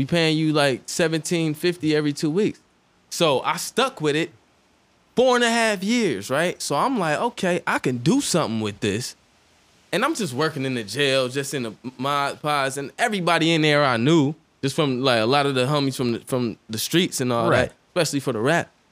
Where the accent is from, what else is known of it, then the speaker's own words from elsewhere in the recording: Los Angeles, California, United States; also born or lived in Orange, New Jersey / Michigan; I lived out here in elementary school